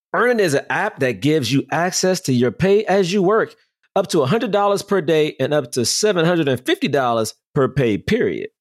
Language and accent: English; Washington, District of Columbia, United States; moved away; I grew up in Southeast DC